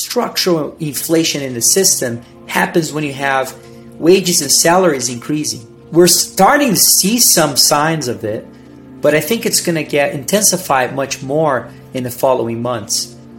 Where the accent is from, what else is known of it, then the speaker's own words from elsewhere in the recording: Brazil; English is a second language; moved away as an adult; also born or lived in Virginia, United States / Missouri, United States; now in Denver, United States; I was born and raised in Brazil